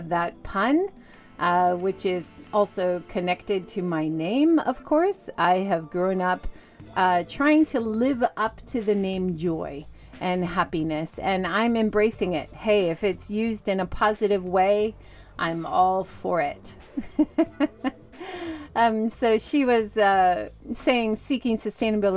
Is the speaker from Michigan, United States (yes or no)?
no; Oahu, Hawaii, United States; moved away as an adult; also born or lived in Southern California / Oita City, Japan; now in Hiroshima, Japan; I grew up on Oahu, Hawaii, and went to university in Southern California